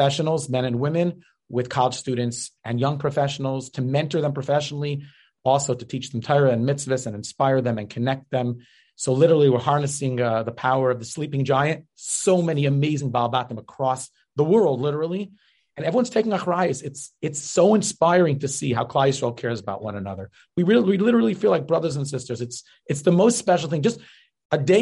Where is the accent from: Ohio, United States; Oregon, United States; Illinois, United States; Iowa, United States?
Ohio, United States; Cleveland; I grew up in Cleveland, Ohio